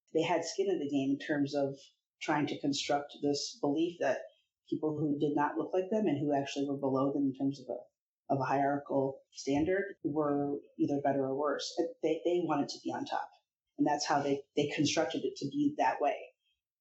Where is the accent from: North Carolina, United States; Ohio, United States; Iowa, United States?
Iowa, United States; I grew up in Iowa and I'm very multicultural